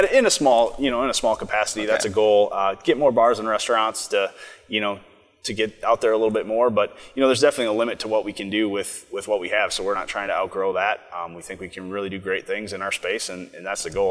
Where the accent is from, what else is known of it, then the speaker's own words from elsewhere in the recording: Coon Rapids, Minnesota, United States; I'm from Minnesota. I'm from Coon Rapids, so I grew up kind of in the northern suburbs